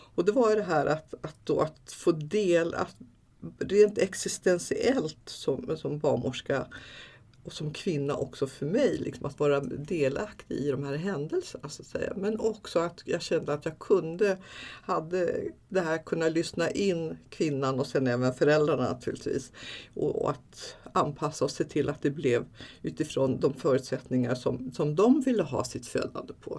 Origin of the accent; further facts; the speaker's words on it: Backe, Jämtland, Sweden; min mamma och pappa vi bodde uppe i Backe i norra Ångermanland i, i en, ute i skogen där, liksom, i, i en by var det faktiskt